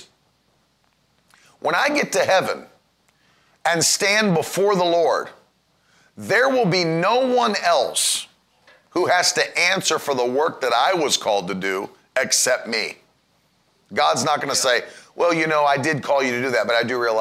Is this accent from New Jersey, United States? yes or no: no; West Virginia, United States; I grew up in West Virginia where everybody's nice.